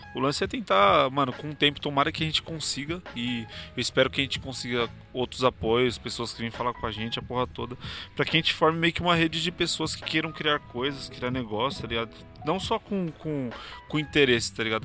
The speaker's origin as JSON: {"language": "Portuguese", "region": "São Paulo", "country": "Brazil", "tie": "born or raised there", "said": "Eu sou da Zona Sul"}